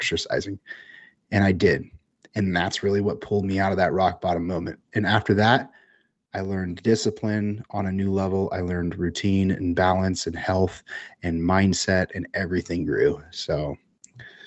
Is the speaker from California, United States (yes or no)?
yes; Central Valley, California, United States; I grew up in the Central Valley of California